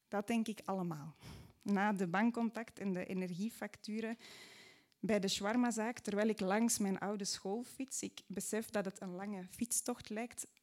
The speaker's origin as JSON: {"language": "Dutch", "town": "Mortsel", "region": "Flanders", "country": "Belgium", "tie": "born or raised there", "said": "in Mortsel, waar ik opgroeide"}